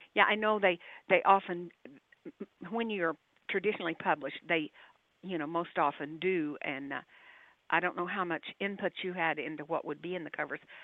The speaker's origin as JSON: {"language": "English", "region": "Texas", "country": "United States", "said": "I'm a Texan"}